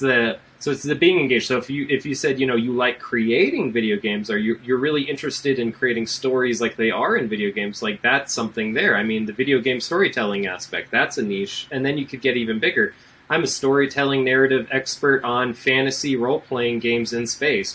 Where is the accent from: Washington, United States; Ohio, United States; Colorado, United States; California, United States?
Colorado, United States; that's my home state. That was the Colorado State Fair